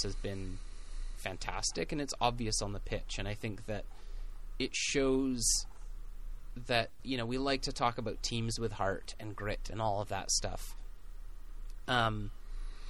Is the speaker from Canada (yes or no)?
yes; Pacific FC's home, British Columbia, Canada; It's my hometown